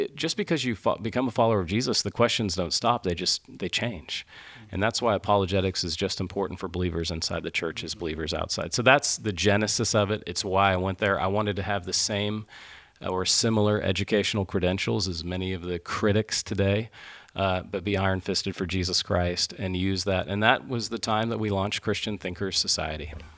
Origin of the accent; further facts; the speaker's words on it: Midwest, United States; as a Midwesterner